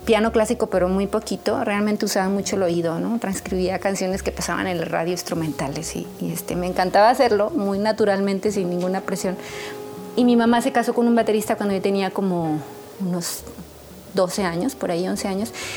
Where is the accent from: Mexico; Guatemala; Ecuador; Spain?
Mexico; San Luis Potosí; moved away as an adult; also born or lived in New York, United States; yo soy de San Luis Potosí